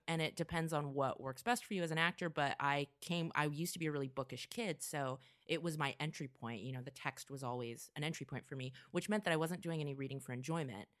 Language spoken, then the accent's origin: English; Vacaville, California, United States; also born or lived in Orange County, California / Portland / Chicago; now in Los Angeles, United States; I grew up in the Bay Area in a little town called Vacaville